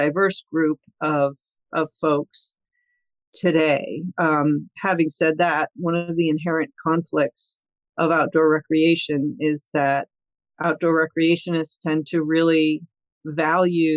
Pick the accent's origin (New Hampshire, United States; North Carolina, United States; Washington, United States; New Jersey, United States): New Hampshire, United States; Hanover; moved away as an adult; also born or lived in Connecticut; I grew up in New Hampshire, in Hanover, New Hampshire.